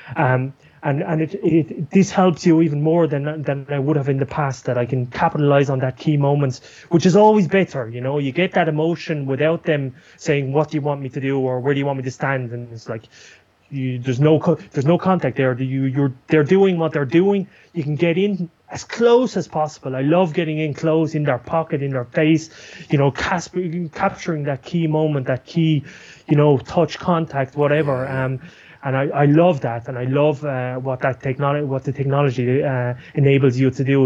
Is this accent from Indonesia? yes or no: no; Ireland; now in Buenos Aires, Argentina; I'm from Ireland